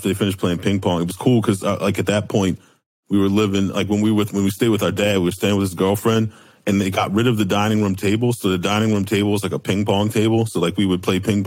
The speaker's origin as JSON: {"language": "English", "town": "Baltimore", "region": "Maryland", "country": "United States", "tie": "born or raised there", "said": "we went to Friends School of Baltimore, which is a Quaker school"}